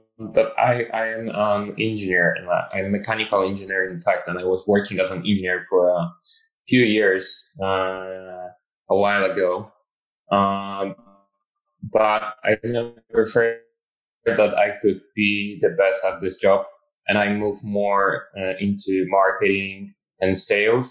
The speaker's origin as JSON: {"language": "English", "country": "Poland", "also_born_or_lived": "Munich, Germany", "moved": "as an adult", "said": "I'm originally I'm from Poland, but I live in Germany, Munich for 4 years"}